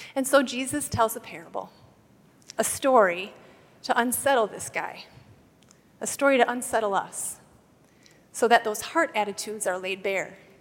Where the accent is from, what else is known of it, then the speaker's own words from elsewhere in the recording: Wisconsin, United States; Where I grew up in Wisconsin, it was customary in my little school